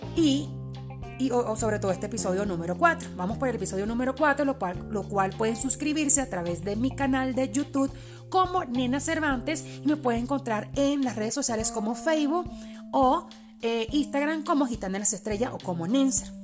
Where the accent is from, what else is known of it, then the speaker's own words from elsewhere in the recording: Venezuela; Spanish is a second language; also born or lived in Port-au-Prince, Haiti; como decimos en Venezuela